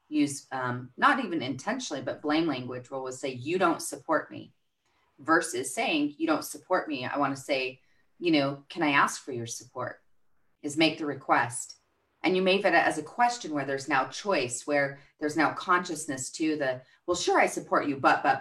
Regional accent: Albuquerque, New Mexico, United States; Albuquerque, New Mexico.

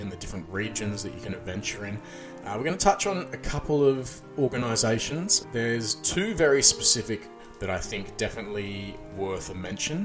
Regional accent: Australia; I'm Australian

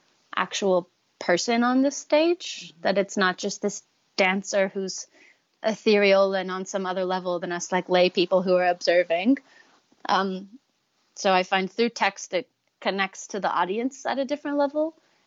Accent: Tennessee, United States; I'll speak, and then someone who doesn't know me will be like, wait, where are you from? And I'll be like, Tennessee.

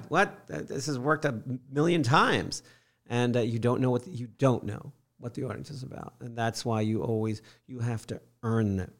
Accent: Fishkill, New York, United States; moved away as an adult; also born or lived in St. Petersburg, Florida / San Francisco Bay Area, California; now in Florida, United States; I grew up in Fishkill, New York, Hudson oh, Valley.

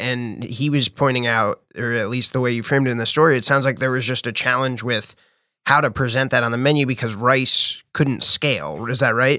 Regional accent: New Jersey, United States; moved away; I'm from New Jersey

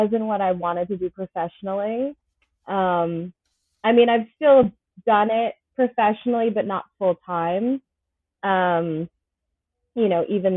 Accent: Ronkonkoma, New York, United States; I grew up in Ronkonkoma, which most people do know from the train line

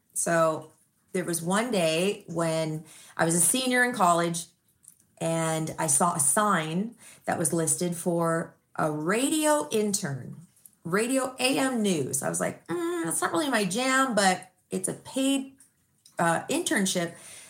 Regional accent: Glendale, California, United States; How idyllic was growing up in Glendale. We grew up in a beautiful street called Spar Boulevard. It's in Montecito Park in this beautiful house.

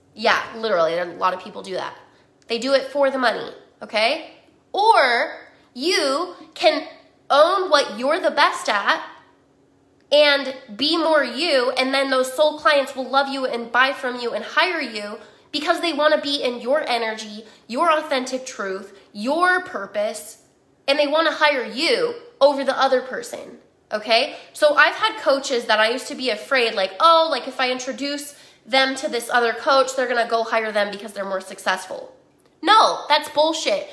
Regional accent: Utah, United States; I grew up in Utah

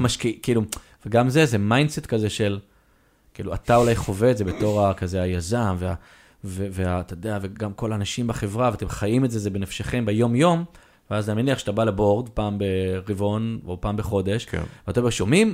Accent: Israel; אנחנו ישראלים

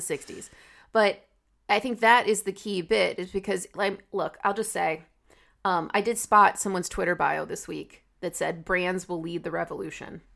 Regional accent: United States; I speak as an American

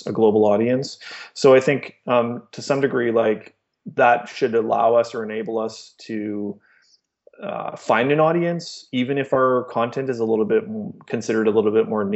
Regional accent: Canada; ourselves as Canadian

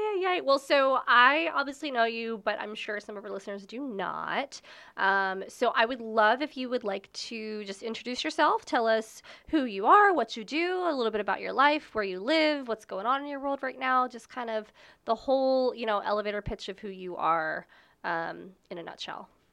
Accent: Baltimore, Maryland, United States; moved away; also born or lived in Virginia; I'm from Baltimore. Um, I grew up in Baltimore. I moved to the county, then I moved to Virginia eventually

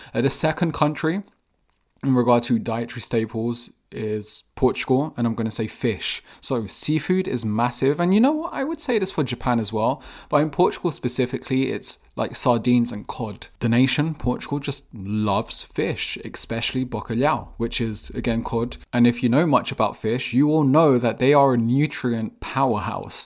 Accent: England, United Kingdom; I was born and raised in England

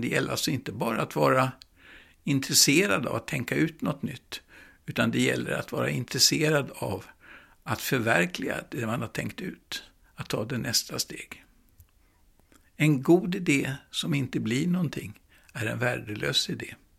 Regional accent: Stockholm, Stockholm County, Sweden; jag växte upp i Gamla stan på Stora Nygatan

